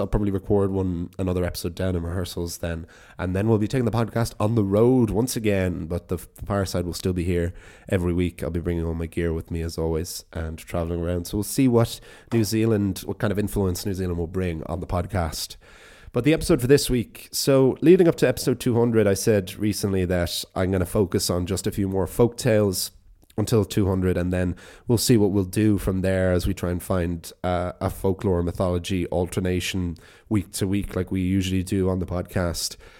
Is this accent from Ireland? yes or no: yes; Wicklow, Leinster, Ireland; my hometown